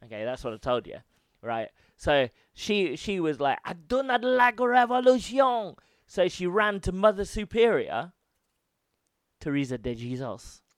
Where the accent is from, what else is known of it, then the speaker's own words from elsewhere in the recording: United Kingdom; I'm from Britain